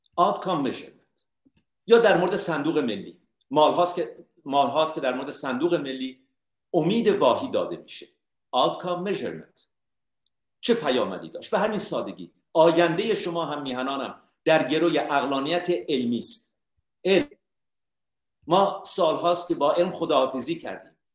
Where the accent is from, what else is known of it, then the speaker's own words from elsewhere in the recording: Iran; من ایرانی هستم